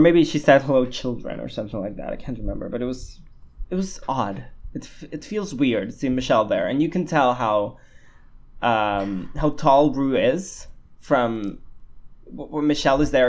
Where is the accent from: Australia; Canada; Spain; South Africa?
Spain; I'm a Spanish boy that lives in Barcelona